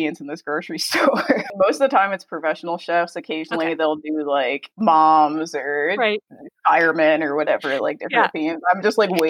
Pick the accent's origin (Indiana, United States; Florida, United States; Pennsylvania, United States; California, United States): Pennsylvania, United States; moved away as an adult; restaurant in my hometown